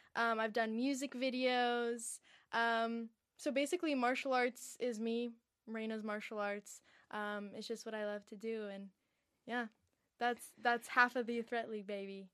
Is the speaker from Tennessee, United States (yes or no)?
no; Encinitas, California, United States; I'm from Encinitas, San Diego. It's, it's a small little beach town, so I grew up pretty chill